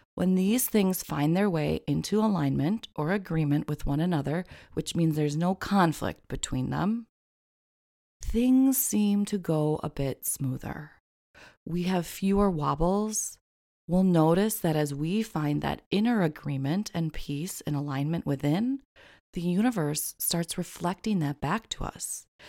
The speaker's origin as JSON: {"language": "English", "region": "Midwest", "country": "United States", "tie": "born or raised there", "moved": "yes", "said": "growing up in the Midwest"}